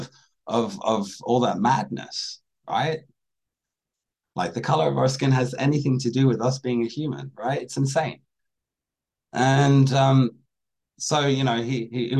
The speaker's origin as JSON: {"language": "English", "region": "Washington State near Seattle", "country": "United States", "tie": "born or raised there", "said": "I grew up in Washington State near Seattle"}